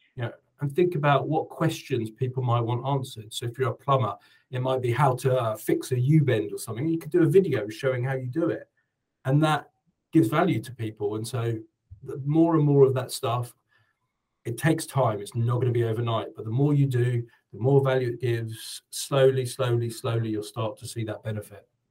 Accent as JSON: {"language": "English", "country": "United Kingdom", "moved": "as an adult", "lives_now": "New Zealand", "said": "I'm British"}